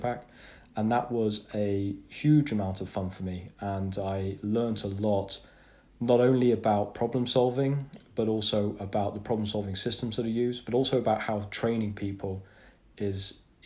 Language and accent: English; England, United Kingdom; hard for me to say as an Englishman